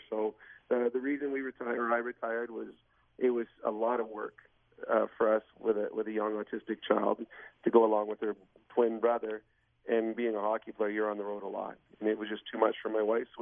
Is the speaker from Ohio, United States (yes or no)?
no; Pittsburgh, Pennsylvania, United States; I mean, I grew up in Pittsburgh, and, and I had some incredible friends.